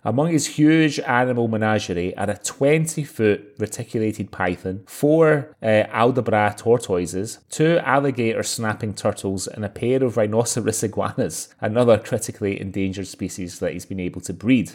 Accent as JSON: {"language": "English", "region": "Scotland", "country": "United Kingdom", "said": "I'm Scottish"}